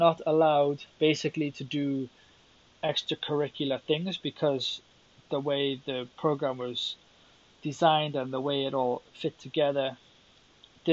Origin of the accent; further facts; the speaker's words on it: South Wales, United Kingdom; now in Finland; growing up in South Wales